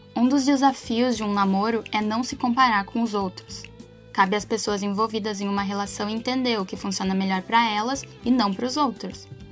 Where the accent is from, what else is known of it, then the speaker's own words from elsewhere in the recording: Porto Alegre, Rio Grande do Sul, Brazil; eu sou aqui de Porto Alegre